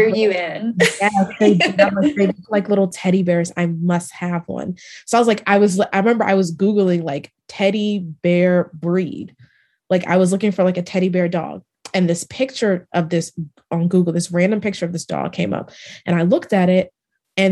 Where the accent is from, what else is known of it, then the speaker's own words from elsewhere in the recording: Maryland, United States; moved away as an adult; now in Dallas, United States; I'm originally from Maryland and I moved to Dallas about 5 years ago